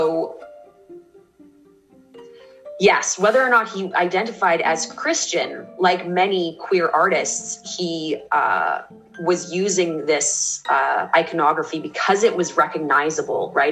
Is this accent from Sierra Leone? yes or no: no; Canada; I say this as a Canadian